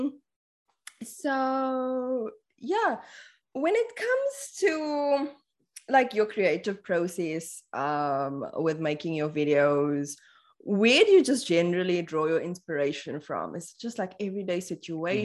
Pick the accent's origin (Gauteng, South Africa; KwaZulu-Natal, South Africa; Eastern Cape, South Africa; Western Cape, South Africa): Eastern Cape, South Africa; Port Elizabeth; I'm born and raised in Port Elizabeth.